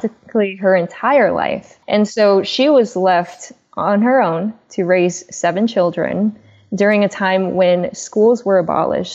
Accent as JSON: {"language": "English", "country": "China", "moved": "yes", "said": "I'm an immigrant from China."}